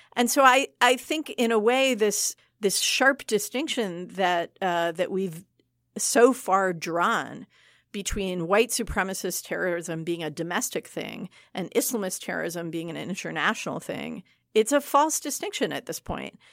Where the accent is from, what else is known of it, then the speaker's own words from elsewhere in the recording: Michigan, United States; I am from Michigan